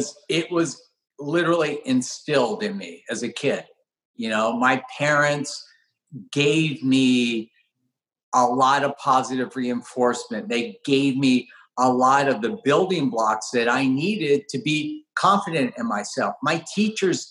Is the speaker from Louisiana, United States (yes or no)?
no; the Valley, California, United States; I grew up in the Valley